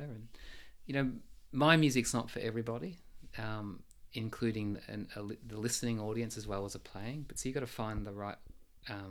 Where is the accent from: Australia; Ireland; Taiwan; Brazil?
Australia; moved away as an adult; now in Switzerland; I'm Australian